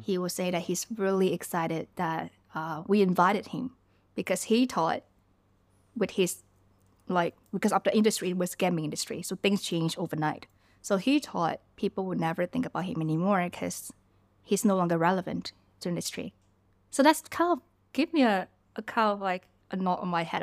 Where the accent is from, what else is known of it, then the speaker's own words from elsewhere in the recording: Ho Chi Minh City, Vietnam; also born or lived in southern Vietnam / Malaysia; now in Bangkok, Thailand; growing up in Vietnam. I was born in, um, in a smaller city in the South Vietnam. And, uh, later on, we all moved to Ho Chi Minh City